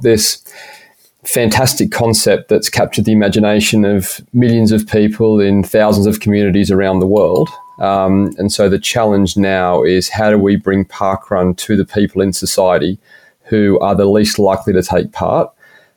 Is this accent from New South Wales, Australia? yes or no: yes; Shellharbour, New South Wales, Australia; accent: slight British lilt; moved away as an adult; also born or lived in Canberra / United States / United Kingdom; I was born and bred in Shell Harbour, which is down near Wollongong. Lived here pretty much till I was 18.